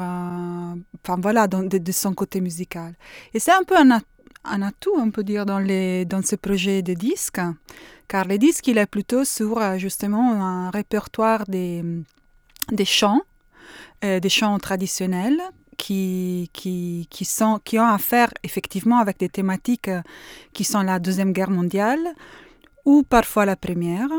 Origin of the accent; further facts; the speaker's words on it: Bologna, Emilia-Romagna, Italy; French is a second language; je viens de Bologne